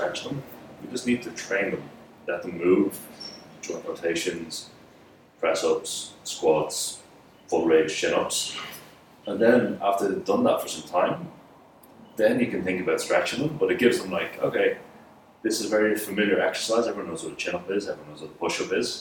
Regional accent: Dublin, Leinster, Ireland; I was born in Dublin. So, I was in Dublin for quite some time. In primary school and secondary school

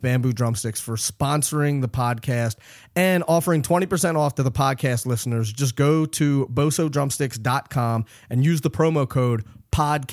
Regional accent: Philadelphia, Pennsylvania, United States; moved away; I'm originally from Philly, but I live up here now.

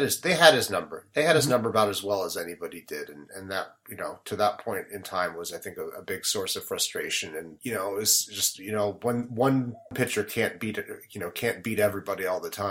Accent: Salt Lake City, Utah, United States; moved away as an adult; also born or lived in Seattle, Washington / Providence, Rhode Island / Manhattan, New York; now in Brooklyn, United States; I was born in Seattle, grew up in Salt Lake City, Utah

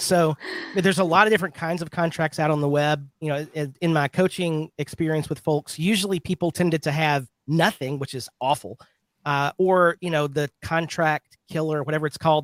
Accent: Birmingham, Alabama, United States; I'm from Birmingham, Alabama

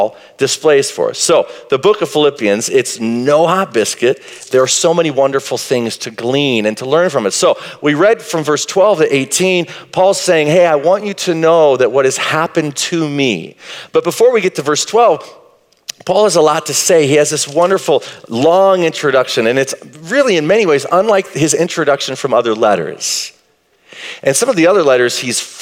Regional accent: Marshall, Texas, United States; I grew up in Marshall, Texas

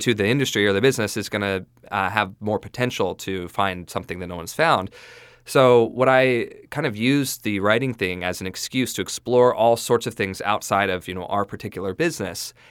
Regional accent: southeast Idaho, United States; I grew up in a small town in southeast Idaho, actually in the county in southeast Idaho.

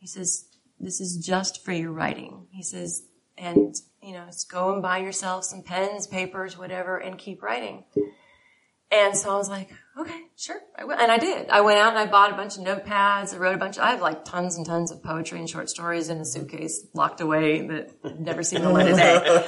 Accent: San Diego, California, United States; But that's my actual hometown.

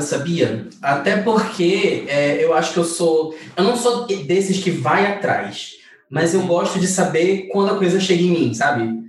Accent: North Region, Brazil; eu sou do Norte

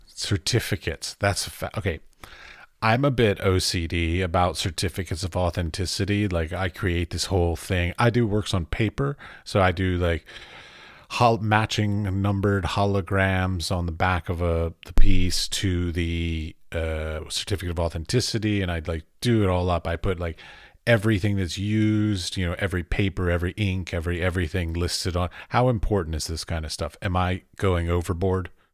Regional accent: United States; I come from America

